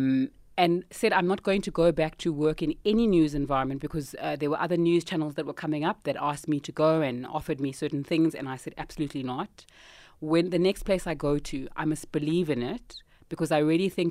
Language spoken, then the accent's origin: English; Cape Town, Western Cape, South Africa; moved away as an adult; also born or lived in Australia / Botswana / Zimbabwe; now in Johannesburg, South Africa; I grew up in Cape Town, very cool upbringing